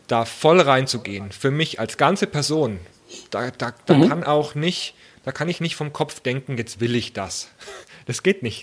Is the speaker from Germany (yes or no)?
yes; Germany; bei uns in Deutschland, naja, ich sage es mal, bei uns in Deutschland